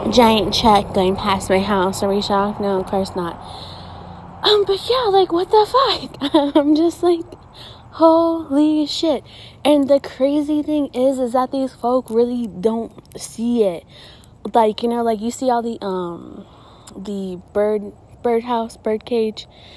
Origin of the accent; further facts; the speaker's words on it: Gilbert, Arizona, United States; I'm from Gilbert